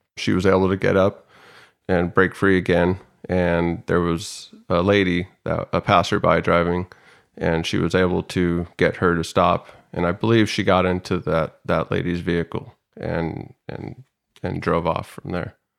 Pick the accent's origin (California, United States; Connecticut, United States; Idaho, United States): Idaho, United States; Salmon; now in San Diego, United States; I was born and raised in Salmon, Idaho, a very small town in Idaho